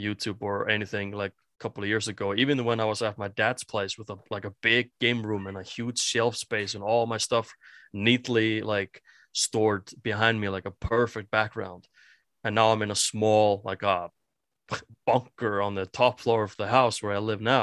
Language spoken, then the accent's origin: English; Iceland; first language Icelandic; English is a second language; I'm from Iceland